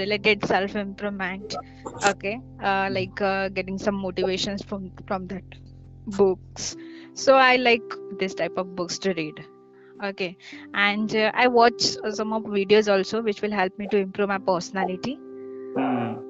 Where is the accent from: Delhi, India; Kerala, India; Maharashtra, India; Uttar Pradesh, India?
Maharashtra, India; I'm from Maharashtra.